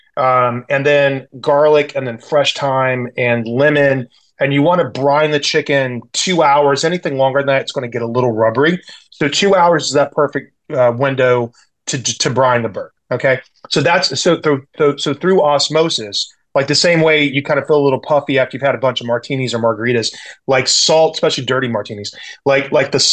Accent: the South, United States; moved away as an adult; now in San Francisco, United States; I grew up in the South. I had fried chicken in my baby bottle growing up.

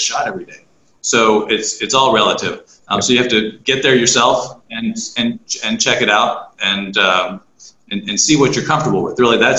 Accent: Arizona, United States; born there; accent: neutral; I was born in Arizona. So there's gives my neutral accent, I think.

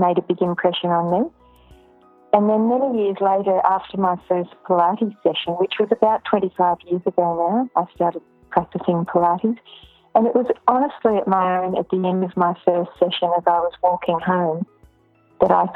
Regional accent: Ballarat, Victoria, Australia; now in Melbourne, Australia; I was born in Ballarat and my family is still there

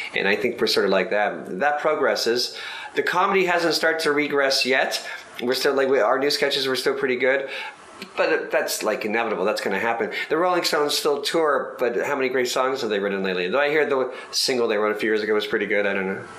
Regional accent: Mississauga, Ontario, Canada; I grew up in Mississauga, Ontario, which is 30 miles away from Toronto

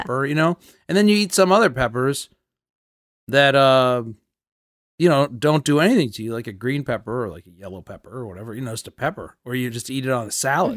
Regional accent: New Canaan, Connecticut, United States; where I grew up in Connecticut, New Canaan, Connecticut

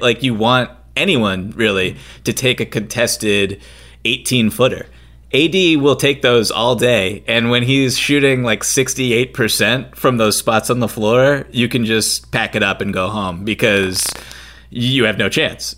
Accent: right outside of Boston, Massachusetts, United States; I'm from Boston, right outside of Boston, grew up with this

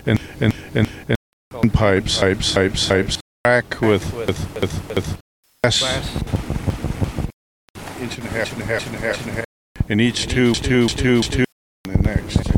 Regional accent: Colorado, United States; now in San Francisco, United States; when I first moved to San Francisco in 1970, and I'm from Colorado

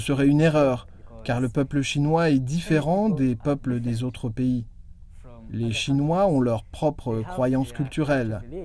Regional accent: Rwanda; moved away as an adult; now in Nanjing, China; Je viens du Rwanda

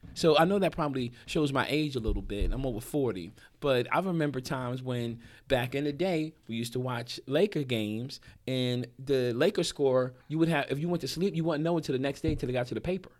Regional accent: New Jersey, United States; moved away as an adult; also born or lived in Hampton, Virginia; I grew up in Jersey

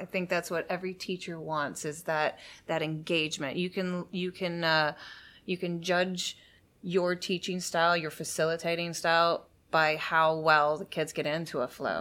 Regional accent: Sebastian, Florida, United States; also born or lived in Miami, Florida / London, England; I was actually born in Miami, Florida, but I grew up in Sebastian, which is about three hours north of Miami

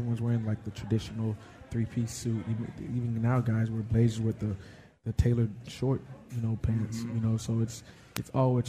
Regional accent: Florida, United States; And football, growing up in Florida, that became my first love.

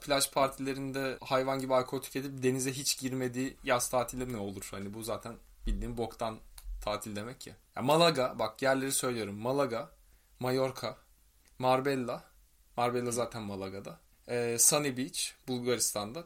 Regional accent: Turkey; moved away as an adult; also born or lived in Spain; ben de Türk'üm

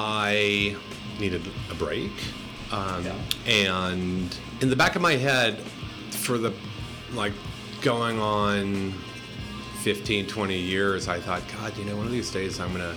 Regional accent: San Francisco, California, United States; I was born and raised in San Francisco. I've pretty much lived here all my life, except for perhaps a very long summer in the Philippines many years ago.

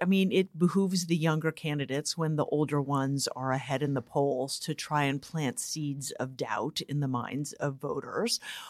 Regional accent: San Francisco, California, United States; I am from San Francisco.

